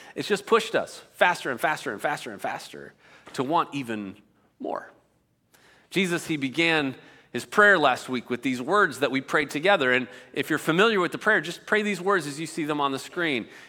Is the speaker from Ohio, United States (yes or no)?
yes; outside of Cleveland, Ohio, United States; moved away; I grew up outside of Cleveland, Ohio